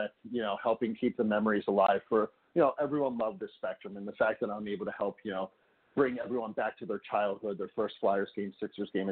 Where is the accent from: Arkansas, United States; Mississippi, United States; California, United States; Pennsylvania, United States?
Pennsylvania, United States; Lafayette Hill; I grew up in Lafayette Hill.